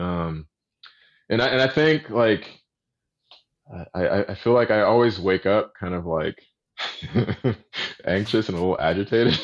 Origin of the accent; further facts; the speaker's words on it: Austin, Texas, United States; moved away; also born or lived in Little Rock, Arkansas; growing up in Austin, Texas